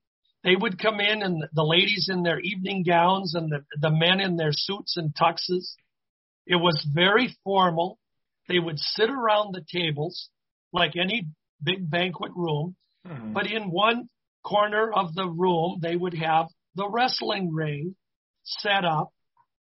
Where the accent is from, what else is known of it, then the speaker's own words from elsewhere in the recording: Minneapolis–Saint Paul, Minnesota, United States; my hometown of the Twin Cities